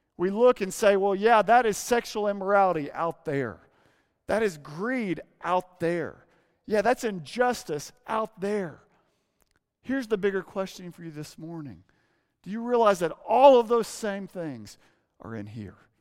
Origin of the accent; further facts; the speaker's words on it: Arkansas, United States; moved away; growing up in Arkansas